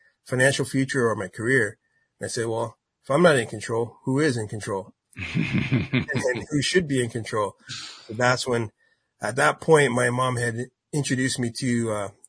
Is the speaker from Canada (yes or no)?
yes; Ontario, Canada; I'm from Canada. So we performed all over Southern Ontario.